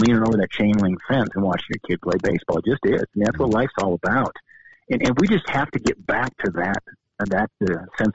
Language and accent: English; Bozeman, Montana, United States; I grew up in Bozeman, went to kindergarten through college here